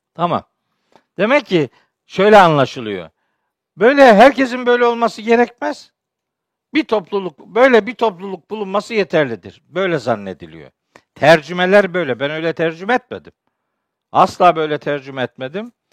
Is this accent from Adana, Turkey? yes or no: no; Çaykara, Trabzon, Turkey; Ben biliyorsunuz Trabzonluyum, Çaykaralıyım